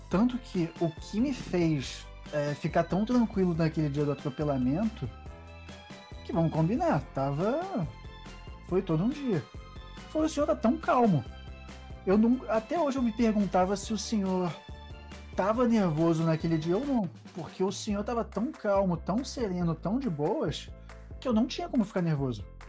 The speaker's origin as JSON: {"language": "Portuguese", "region": "Rio de Janeiro", "country": "Brazil", "moved": "yes", "said": "quando eu saí do Rio de Janeiro para vir morar num lugar frio onde eu preciso de touca"}